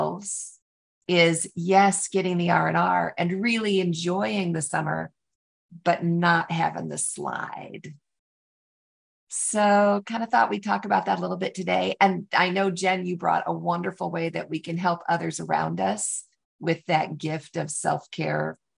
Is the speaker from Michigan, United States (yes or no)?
yes; Michigan, United States; now in Texas, United States; I grew up in Michigan